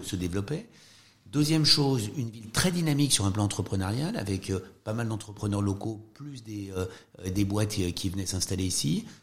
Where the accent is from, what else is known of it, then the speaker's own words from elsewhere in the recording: France; quand on est français, quand on vient du système français